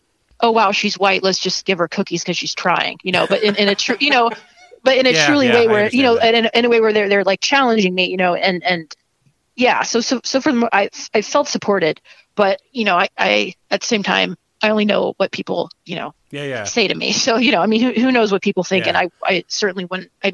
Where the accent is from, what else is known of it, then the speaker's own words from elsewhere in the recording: Ohio, United States; moved away; also born or lived in Chicago; my hometown also, it's a small town in Ohio